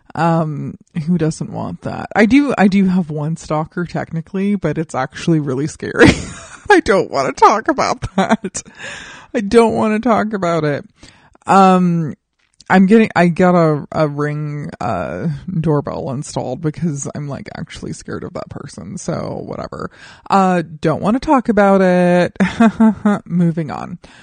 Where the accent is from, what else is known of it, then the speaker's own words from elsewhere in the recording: Colorado Springs, Colorado, United States; my hometown of Colorado Springs